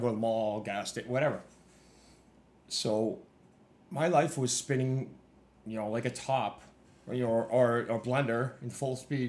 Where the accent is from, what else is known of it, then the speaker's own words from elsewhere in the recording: Saskatoon, Saskatchewan, Canada; You know, obviously in Canada, in Saskatchewan, where you know I'm from, just about every school has